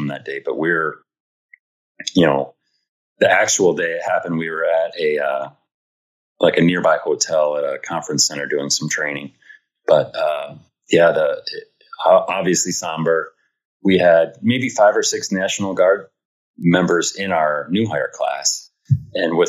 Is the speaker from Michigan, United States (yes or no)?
yes; Michigan, United States; also born or lived in Kansas